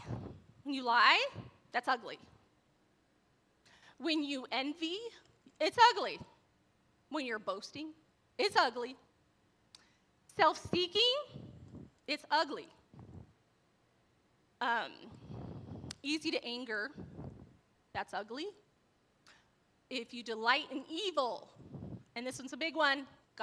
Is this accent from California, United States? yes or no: yes; Torrance, California, United States; I was born in Torrance, California.